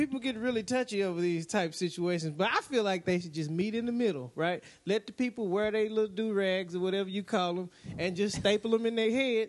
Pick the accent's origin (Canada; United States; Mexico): United States; Houston, Texas; I'm originally from the fabulous town y'all were just talking about, Houston, Texas.